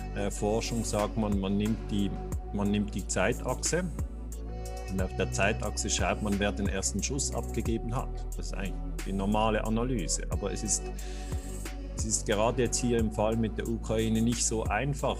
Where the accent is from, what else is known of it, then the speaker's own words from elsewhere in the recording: Switzerland; sage ich jetzt als Schweizer